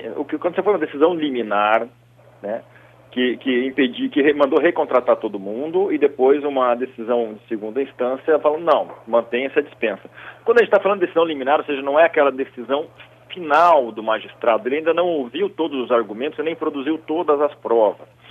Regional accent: South Region, Brazil; como um bom sulista

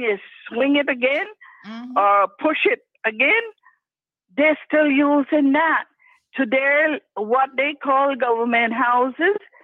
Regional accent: Cayman Islands; us Caymanians

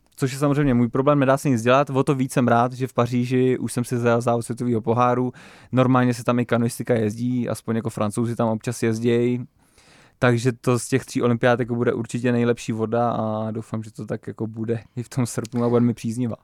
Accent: Nymburk, Central Bohemian Region, Czechia; my máme vlastně nimburský grupeto a jezdíme prostě takhle kluci z toho Nimburka

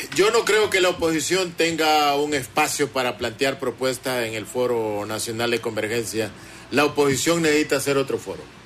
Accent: Honduras; los hondureños siento que estamos perdiendo el país

